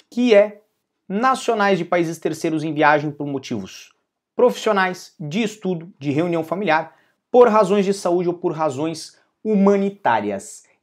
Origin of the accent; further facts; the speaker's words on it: Brazil; Nós sempre falamos muito do caso do cidadão brasileiro, porque eu sou brasileiro